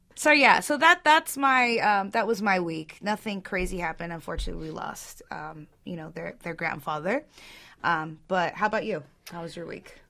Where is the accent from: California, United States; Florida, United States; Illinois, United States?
California, United States; Orange County; I'm from Orange County